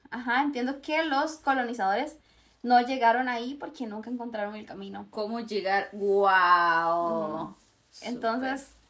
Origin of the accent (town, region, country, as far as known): Costa Rica